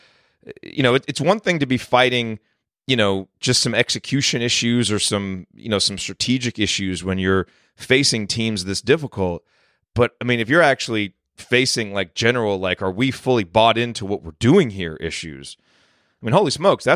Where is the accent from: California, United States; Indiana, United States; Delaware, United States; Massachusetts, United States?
Indiana, United States; Bloomington; moved away; when we were growing up in Bloomington